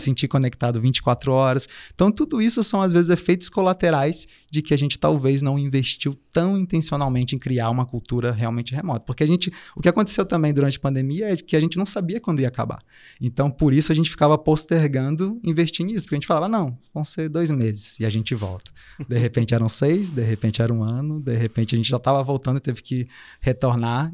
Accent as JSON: {"language": "Portuguese", "town": "Brasília", "region": "Federal District", "country": "Brazil", "moved": "as an adult", "lives_now": "Florianópolis, Brazil", "said": "Eu, eu vim de Brasília, né? Estou passando um tempo em Floripa agora, mas eu sou originalmente de Brasília"}